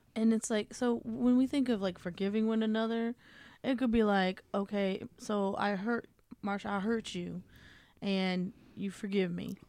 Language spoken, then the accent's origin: English; United States; as Americans